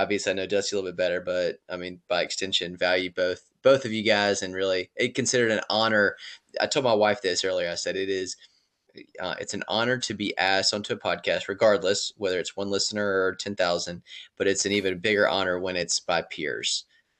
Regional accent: Raleigh, North Carolina, United States; I'm from Raleigh originally

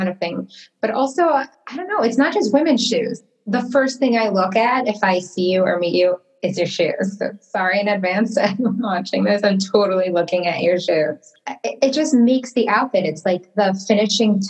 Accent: Detroit, Michigan, United States; moved away as an adult; also born or lived in Toronto; now in Miami Beach, United States; So I come from Detroit, Michigan. Actually, that is where I was born and raised

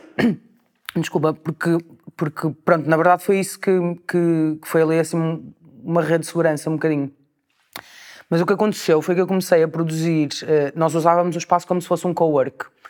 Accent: Portugal; moved away as an adult; now in Porto, Portugal; era sair de Portugal

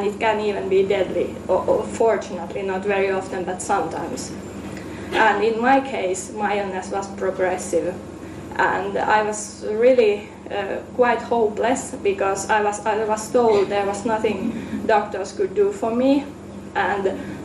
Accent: Finland; now in Amsterdam, Netherlands; I'm from Finland, though I currently live in Amsterdam.

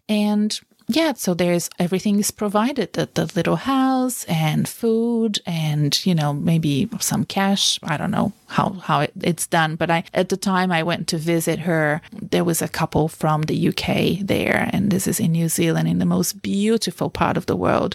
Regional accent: Brazil; now in Australia; I come from Brazil

